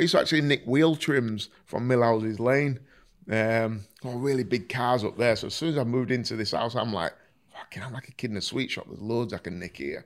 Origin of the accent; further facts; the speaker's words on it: Driffield, Yorkshire and the Humber, United Kingdom; I was raised in Driffield